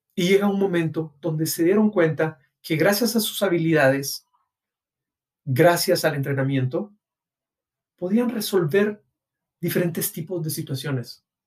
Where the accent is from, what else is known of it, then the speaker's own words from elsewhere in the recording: Guatemala; en mi país, Guatemala